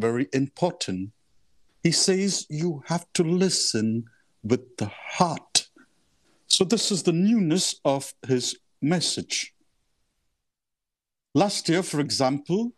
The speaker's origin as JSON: {"language": "English", "town": "Mumbai", "region": "Maharashtra", "country": "India", "tie": "born or raised there", "also_born_or_lived": "Mozambique / Kenya / Rome", "moved": "as an adult", "said": "I come from India, from the city of Mumbai. So I was born and brought up in the heart of the city."}